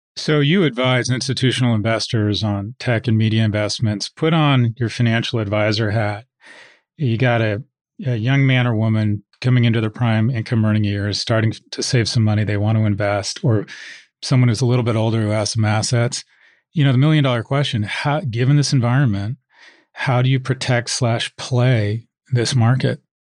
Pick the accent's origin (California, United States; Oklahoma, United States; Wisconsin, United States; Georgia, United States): California, United States; Los Angeles; I've I've grown up in America.